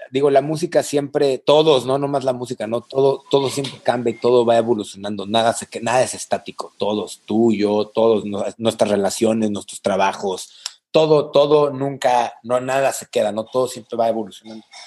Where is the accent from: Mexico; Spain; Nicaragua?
Mexico; San Luis Potosí; also born or lived in El Mante; yo soy de San Luis